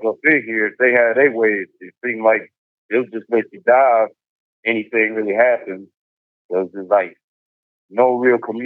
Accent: Burlington, North Carolina, United States; also born or lived in Bridgeport, Connecticut; I'm from Bridgeport, Connecticut, but I've been living in Burlington pretty much my whole life, Burlington, North Carolina

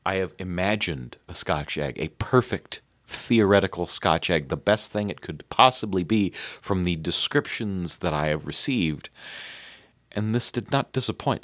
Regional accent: United States; I'm American

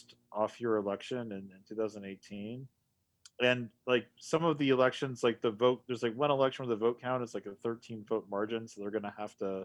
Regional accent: United States; As an American

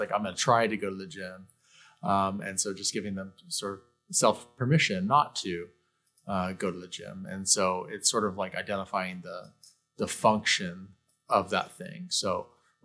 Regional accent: Mesa, Arizona, United States; I was born and raised in Mesa, Arizona

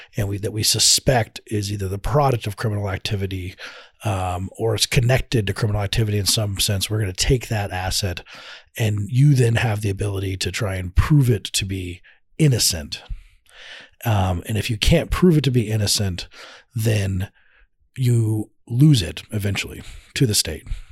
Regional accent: Colorado, United States; I'm from Colorado

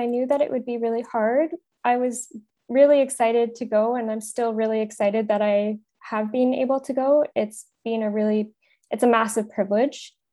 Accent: Thunder Bay, Ontario, Canada; I grew up in Thunder Bay

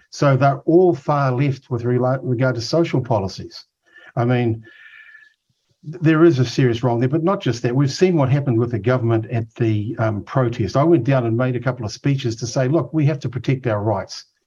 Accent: Auckland, New Zealand; I grew up in Otara

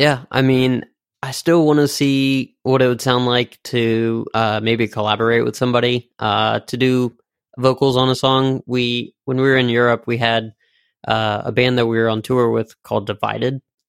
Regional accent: Richmond, Virginia, United States; I mean, originally, yes, we're from Richmond, but as the lineup, current lineup is, we're actually based out of California, Richmond, Virginia, and Rhode Island, Providence.

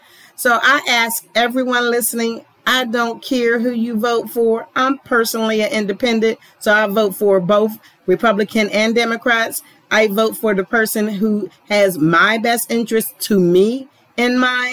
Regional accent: Pittsburgh, Pennsylvania, United States; now in Atlanta, United States; I was born in Pittsburgh, Pennsylvania, but I now live in Atlanta, Georgia

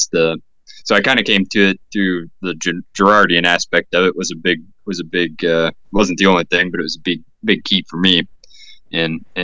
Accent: Southern Iowa, United States; I'm from Southern Iowa. Um, I farm currently. I went to college for a while. I come from outside the church, though.

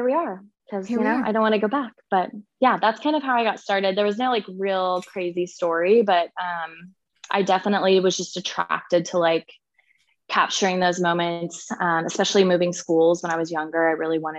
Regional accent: Kansas City, United States; I am in fact from Kansas City. So I am still born and raised and still here

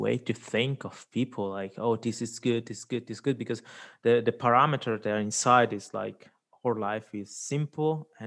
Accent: Switzerland; also born or lived in India; I was born in India, but I've been lucky enough to grow up here in Switzerland, middle of Europe

